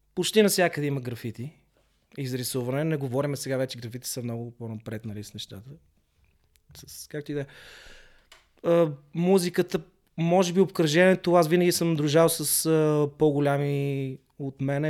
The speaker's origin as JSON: {"language": "Bulgarian", "town": "Sofia", "region": "Sofia City", "country": "Bulgaria", "tie": "born or raised there", "also_born_or_lived": "London, United Kingdom", "moved": "as an adult", "said": "аз съм израснал в Хаджи Димитър в София"}